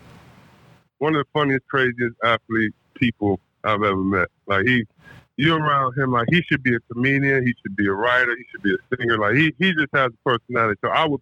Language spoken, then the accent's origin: English; Detroit, Michigan, United States; I'm from Detroit, where we listen to everything.